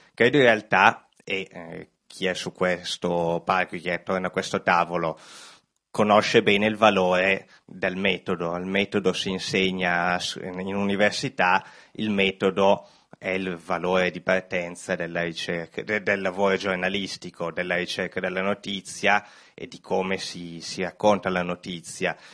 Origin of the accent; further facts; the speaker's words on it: Bergamo, Lombardy, Italy; mia terra, io sono bergamasco